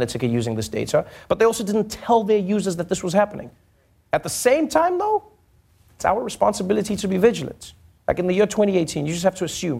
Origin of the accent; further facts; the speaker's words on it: South Africa; as a South African